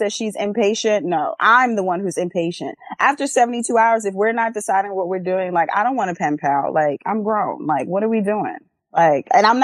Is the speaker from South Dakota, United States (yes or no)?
no; New York, United States; also born or lived in St. Kitts; growing up in New York